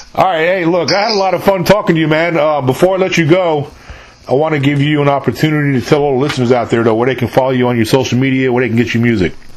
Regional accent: New York, United States; moved away as an adult; also born or lived in San Antonio, Texas / New Braunfels, Texas; I'm born and raised in New York originally

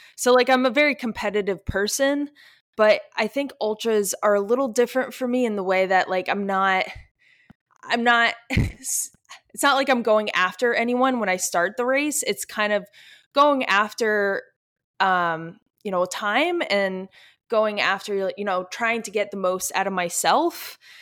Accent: East Coast, United States; now in Virginia Beach, United States; we're all from the East Coast. We're not, um, people, we're not from Colorado

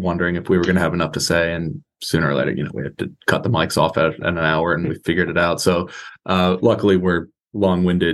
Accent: Columbia, Maryland, United States; now in San Diego, United States; I grew up in Columbia, Maryland

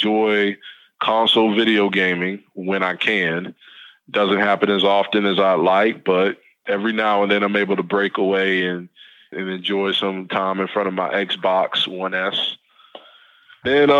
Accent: the South, United States; I'm born and raised in the South

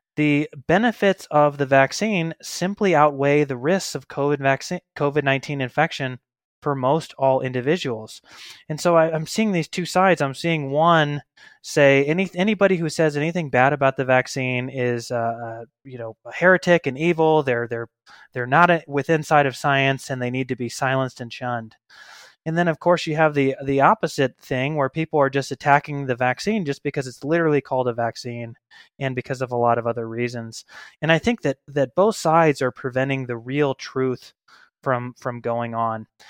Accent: Missouri, United States; moved away as an adult; also born or lived in Denver, Colorado; now in Boise, United States; I'm from Missouri originally, but I lived in Denver for about ten years before I got to Boise, Idaho, about five years ago

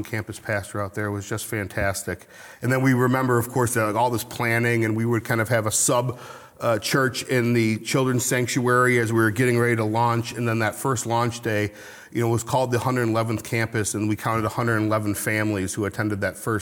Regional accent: Naperville, Illinois, United States; also born or lived in Chicago; my wife and I growing up in Naperville

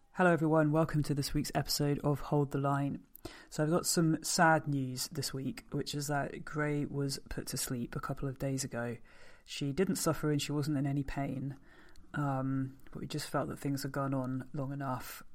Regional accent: United Kingdom; I'm a British force-free gun dog trainer

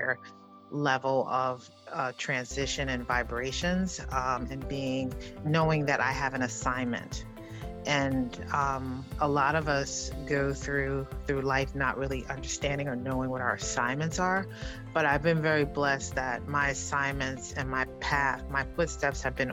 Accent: New York City, New York, United States; growing up in the South Bronx in Harlem

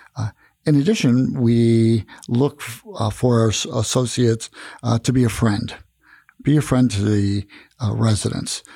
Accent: Tucson, Arizona, United States; moved away as an adult; now in Prescott, United States; I come from Tucson, Arizona

